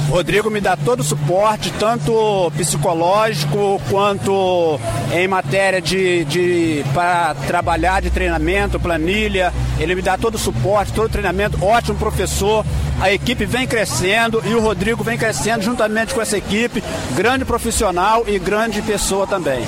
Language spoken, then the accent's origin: Portuguese; Mangaratiba, Rio de Janeiro, Brazil; Eu sou da, da Engaíba, Batatal, um município, é, município de Mangaratiba